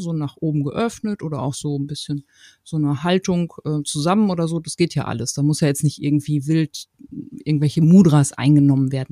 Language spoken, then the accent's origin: German; Paderborn, North Rhine-Westphalia, Germany; Ich komme aus Paderborn